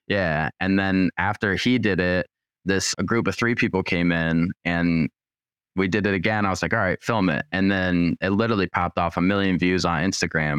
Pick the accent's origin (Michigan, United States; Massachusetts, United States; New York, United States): Michigan, United States; Troy; I grew up in Troy, which is, like, basically borders Rochester.